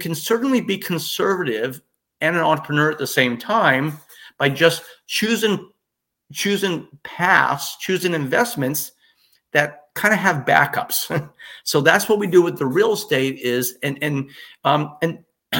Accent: Toronto, Ontario, Canada; moved away; I'm born in Toronto.

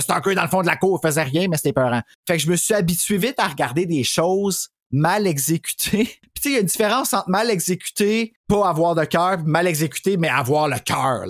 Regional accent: Quebec, Canada; je suis québécois

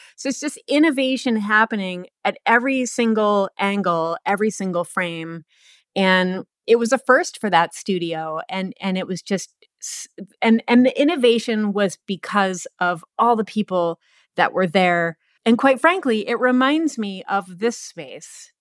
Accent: East Coast, United States; moved away as an adult; also born or lived in Portland, Oregon; I'm from the East Coast. I moved out to Portland, Oregon, sight unseen

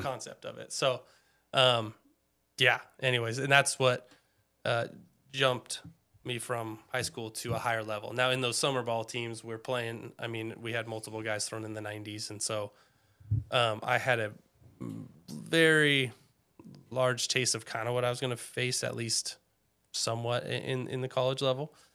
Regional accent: Snohomish, Washington, United States; I grew up in Snohomish. Um, I think we moved there when I was about two.

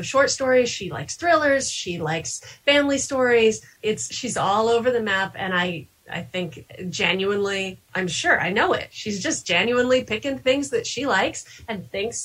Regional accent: Kansas, United States; now in New Hampshire, United States; I live in New Hampshire now, even though I grew up in Kansas.

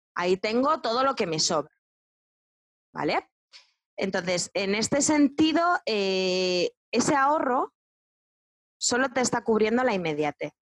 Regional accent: Spain; Yo soy una, española banderada, ¿no? Pero pero sí, porque amo España y amo todo lo que tenemos

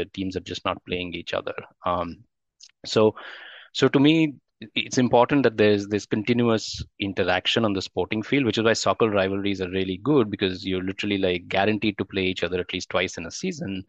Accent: Delhi, India; as a young boy growing up in Delhi

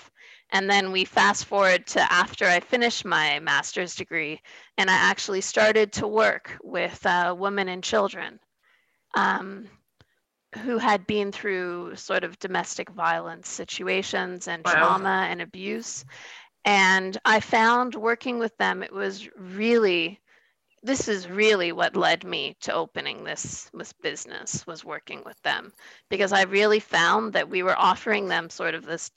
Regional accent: Canada; as a Canadian

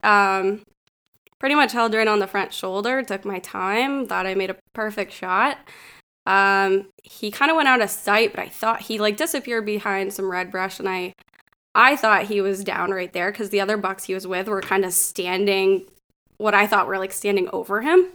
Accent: Northwestern Pennsylvania, United States; moved away as an adult; also born or lived in Connecticut / Richmond, Virginia; I grew up here in Northwestern Pennsylvania

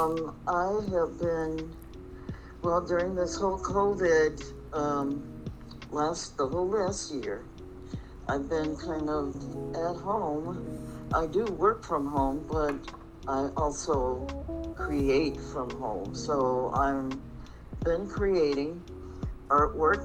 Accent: Minneapolis, Minnesota, United States; now in Phoenix, United States; I am here in Phoenix, but I am from Minneapolis, Minnesota

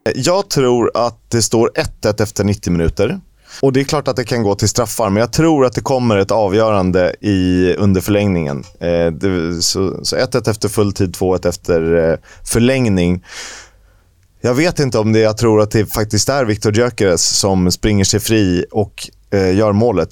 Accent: Sweden; also born or lived in Estonia; i och med att jag är svensk, så, uh, eller jag är est, men jag är också svensk. Uh, jag är inte estnisk medborgare

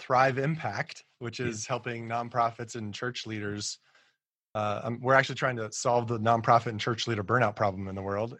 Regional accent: Colorado Springs, Colorado, United States; moved away as an adult; also born or lived in Kansas City; now in Washington, D.C., United States; we were raised in Colorado and raised in Colorado Springs in particular

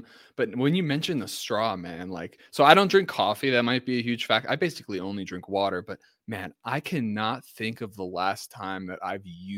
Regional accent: Ringwood, New Jersey, United States; also born or lived in Morristown, New Jersey; I'm from Ringwood, New Jersey, like, yeah, Morristown.

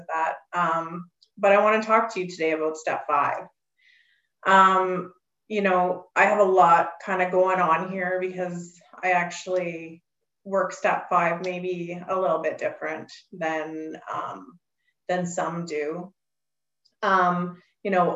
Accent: Alberta, Canada; I'm from Alberta, Canada

